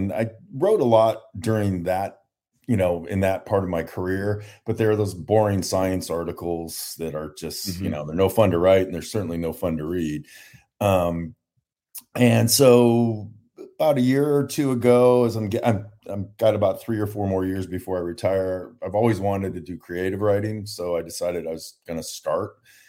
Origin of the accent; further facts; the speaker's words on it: San Diego, California, United States; So I grew up in San Diego and then